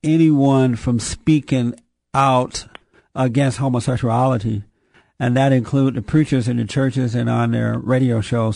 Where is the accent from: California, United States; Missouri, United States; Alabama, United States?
Alabama, United States; moved away; I grew up down in Alabama on a plantation.